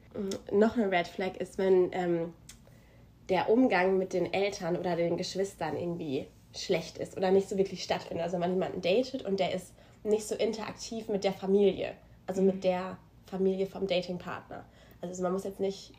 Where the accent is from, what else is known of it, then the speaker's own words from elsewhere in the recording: Germany; now in United States; bei uns in Deutschland